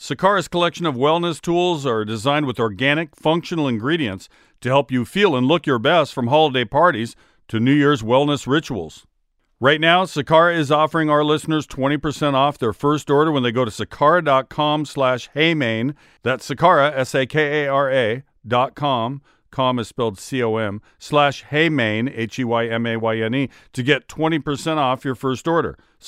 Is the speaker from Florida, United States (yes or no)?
no; Seattle, Washington, United States; born or raised there